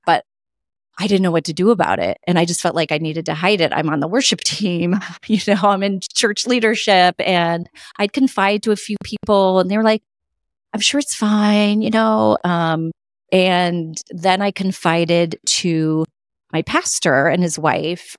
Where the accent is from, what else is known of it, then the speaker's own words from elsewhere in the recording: California, United States; now in Connecticut, United States; I grew up in California, and then we moved to Connecticut